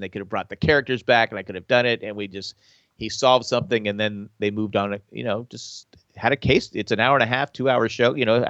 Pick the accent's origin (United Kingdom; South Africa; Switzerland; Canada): United Kingdom; England; I'm British, so I can say that.